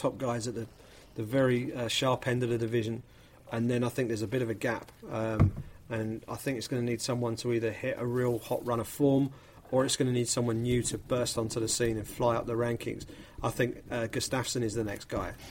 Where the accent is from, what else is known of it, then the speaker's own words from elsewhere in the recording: United Kingdom; as a Brit